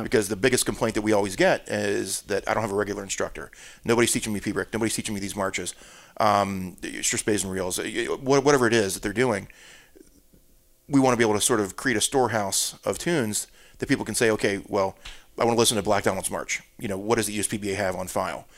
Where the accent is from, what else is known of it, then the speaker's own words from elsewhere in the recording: Florida, United States; also born or lived in New Jersey; now in Charleston, United States; we moved to Florida